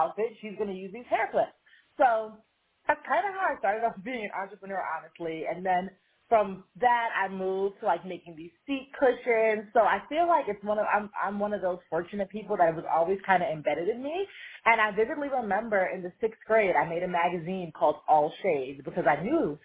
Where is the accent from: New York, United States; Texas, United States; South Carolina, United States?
New York, United States; I grew up in New York, and I designed jewelry mass market.